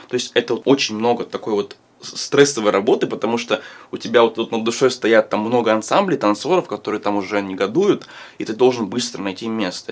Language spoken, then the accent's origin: Russian; Moscow, Russia; Я а, родился и вырос в Москве